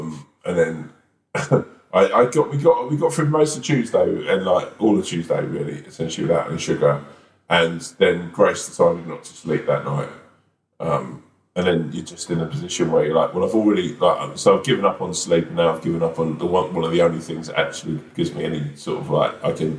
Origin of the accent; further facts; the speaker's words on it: Wales, United Kingdom; I basically fly back to Wales